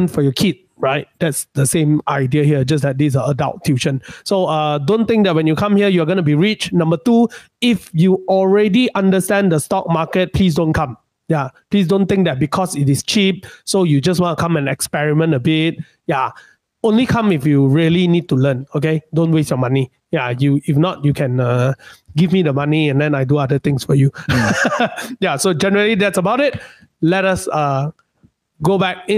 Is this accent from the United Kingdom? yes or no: no; Malaysia; being a Malaysian, we are not that rich